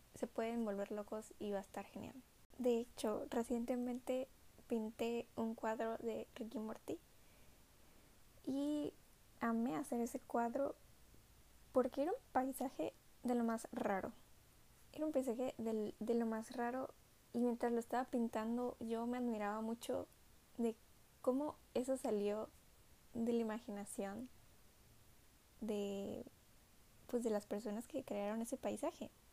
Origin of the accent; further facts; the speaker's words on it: Minatitlán, Veracruz, Mexico; also born or lived in Coatzacoalcos; soy mexicana del estado de Veracruz. Vivo en una ciudad llamada Coatzacoalcos, aunque nací en Minatitlán. Y solo llevo como tres o cuatro años viviendo en Coatzacoalcos. Siempre viví en Minatitlán